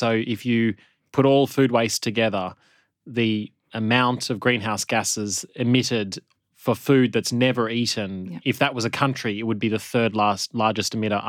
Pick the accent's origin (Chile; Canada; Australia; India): Australia; also born or lived in Geneva; now in Norway; I've now moved to Norway, and it very much resonates with what you're saying, and similar to growing up in Australia.